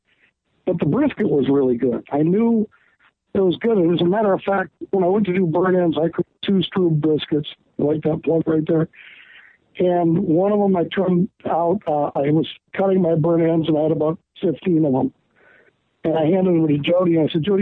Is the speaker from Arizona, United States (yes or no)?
no; California, United States; we're from California